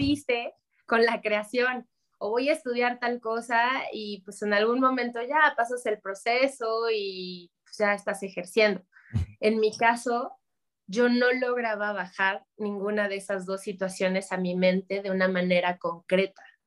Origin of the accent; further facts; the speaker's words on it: Mexico City, Mexico; nosotros, mi hermano y yo, crecimos en Ciudad de México